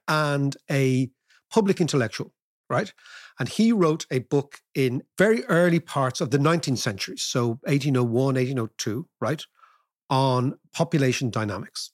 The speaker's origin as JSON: {"language": "English", "country": "Ireland", "said": "we can talk as Irish people"}